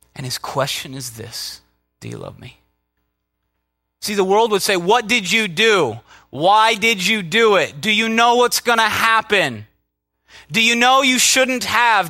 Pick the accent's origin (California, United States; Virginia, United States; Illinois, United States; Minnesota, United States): Minnesota, United States; I'm from Minnesota